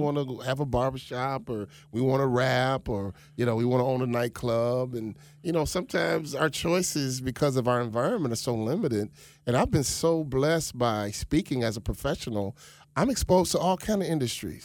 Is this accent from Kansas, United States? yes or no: no; Chicago, Illinois, United States; moved away as an adult; also born or lived in Minnesota; now in Boca Raton, United States; I was raised in Chicago on the South Side.